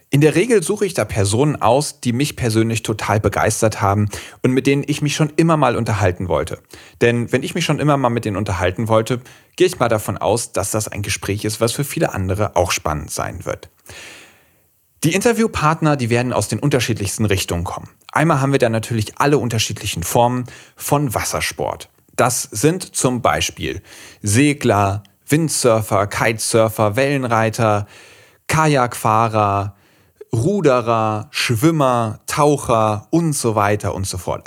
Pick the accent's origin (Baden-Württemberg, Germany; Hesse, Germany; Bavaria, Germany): Hesse, Germany; Schwalm, Central; also born or lived in Marburg; Ich komme auch ursprünglich hier aus Mittelhessen, aus der Schwalm, das ist so eine Region zwischen Kassel und Marburg